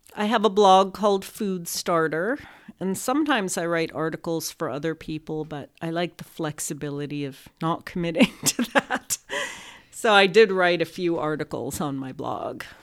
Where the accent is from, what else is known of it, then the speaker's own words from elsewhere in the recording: Los Angeles, California, United States; I grew up with the passion for food when I grew up in Los Angeles